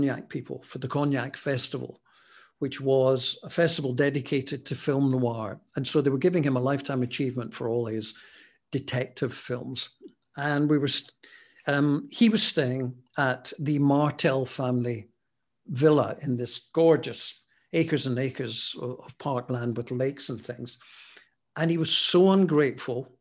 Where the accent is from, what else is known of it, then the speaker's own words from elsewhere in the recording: Scotland, United Kingdom; Being Scottish